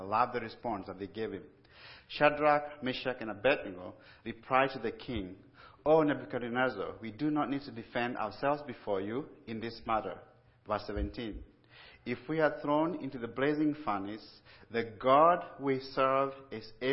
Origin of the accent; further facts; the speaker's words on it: Kenya; moved away as an adult; also born or lived in Pennsylvania; I was born and raised in Kenya